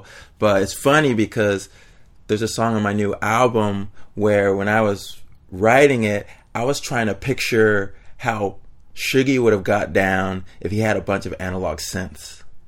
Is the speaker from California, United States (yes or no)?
yes; Daly City, California, United States; also born or lived in San Francisco; I was born in San Francisco. And then we had a house just outside of San Francisco in Daly City.